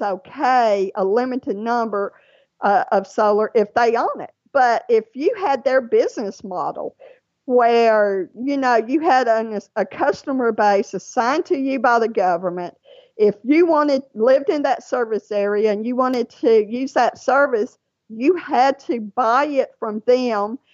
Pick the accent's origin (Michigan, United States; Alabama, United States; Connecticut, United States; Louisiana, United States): Louisiana, United States; now in Georgia, United States; Louisiana. That is my home state. That's where most of my family lives, even though I live in Georgia.